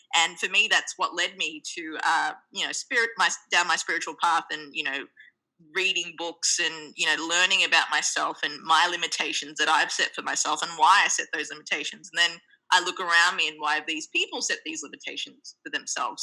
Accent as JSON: {"language": "English", "country": "Australia", "tie": "born or raised there", "also_born_or_lived": "Sri Lanka", "moved": "yes", "lives_now": "New York City, United States", "said": "born in Sri Lanka, we my family migrated to the land down under, Australia, when I was two. Hence my very cute accent"}